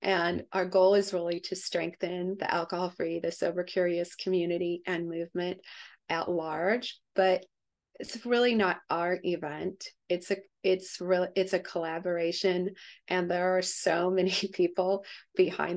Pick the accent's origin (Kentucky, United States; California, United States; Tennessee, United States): California, United States; I'm from California